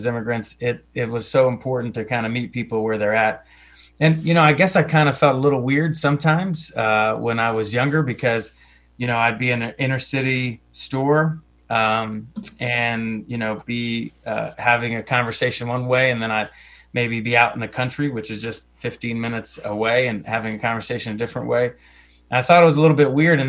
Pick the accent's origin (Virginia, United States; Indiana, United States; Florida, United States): Virginia, United States; Roanoke Valley; We settled here in the early 80s in the western part of Virginia in the Roanoke Valley.